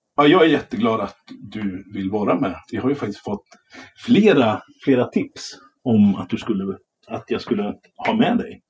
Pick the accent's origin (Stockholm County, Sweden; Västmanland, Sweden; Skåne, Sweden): Västmanland, Sweden; Västerås; moved away; jag är ju från Västerås från början.